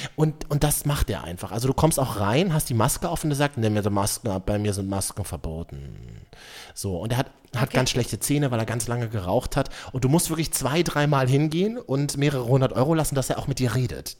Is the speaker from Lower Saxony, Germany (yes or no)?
no; Berlin, Germany; von mir als geborener Berliner